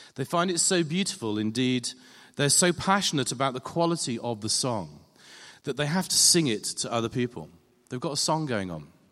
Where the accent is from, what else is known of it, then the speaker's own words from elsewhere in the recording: England, United Kingdom; being English